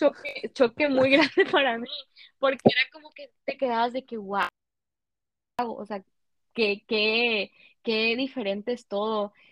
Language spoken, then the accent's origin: Spanish; Reynosa, Tamaulipas, Mexico; yo soy mexicana